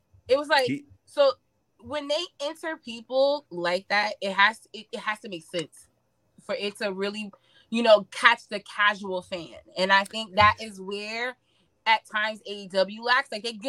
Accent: New York, United States; I'm from New York.

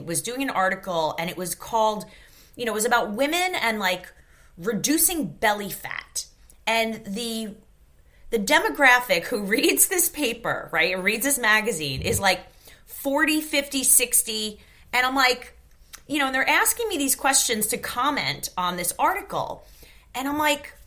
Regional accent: New York, United States; I grew up in New York

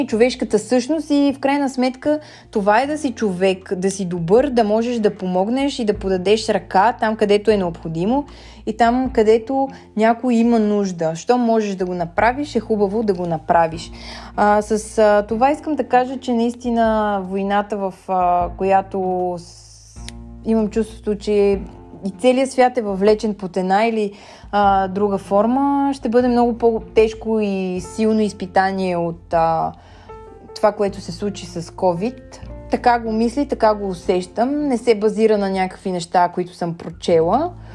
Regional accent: Bulgaria; ние като българи

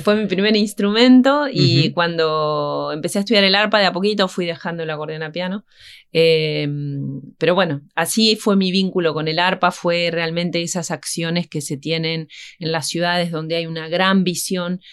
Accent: Concepción del Uruguay, Entre Ríos, Argentina; Yo soy de Concepción del Uruguay y empecé a estudiar el arpa allí a los nueve años

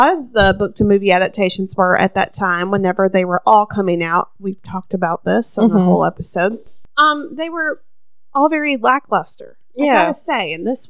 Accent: the South, United States; And I think we're from the South.

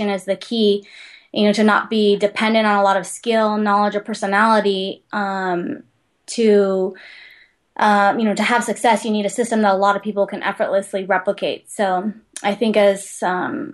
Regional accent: Big Island, Hawaii, United States; I grew up on the Big Island

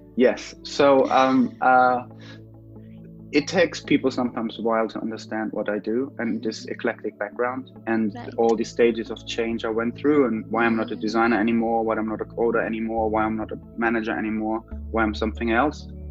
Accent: Germany; moved away as an adult; also born or lived in London; I'm from Germany, so I moved to London to do an MA

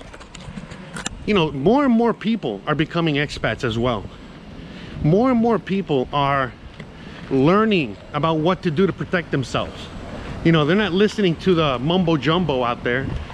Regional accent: United States; I'm American

